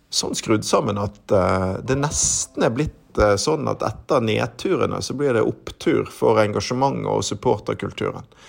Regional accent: Bergen, Vestland, Norway; jeg er født og oppvokst i Bergen

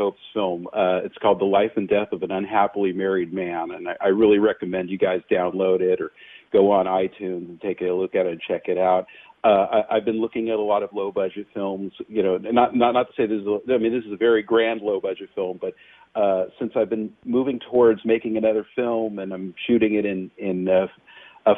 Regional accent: Los Angeles, California, United States; I'm definitely born and bred in Los Angeles, actually San Fernando Valley

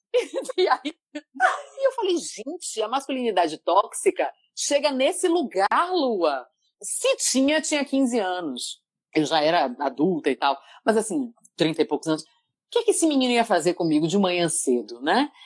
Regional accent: Salvador, Bahia, Brazil; now in São Paulo, Brazil; Eu, eu fazia pilates lá em Salvador, eu sou de Salvador, Bahia

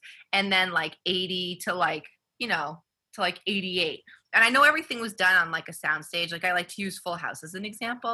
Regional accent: Massachusetts, United States; we're from Massachusetts

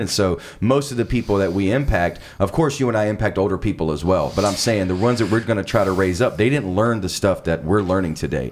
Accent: South Carolina, United States; moved away as an adult; now in Los Angeles, United States; I'm actually from South Carolina.

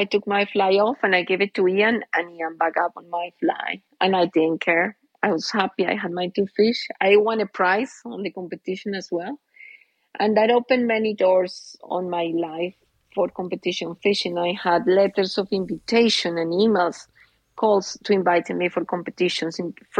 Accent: Colombia; born there; English is a second language; moved away; Yes, I was born in Colombia

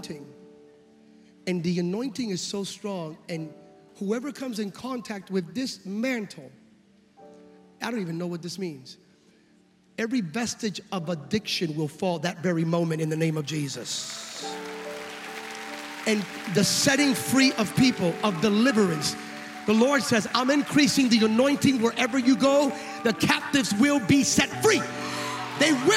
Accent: California, United States; I'm from California

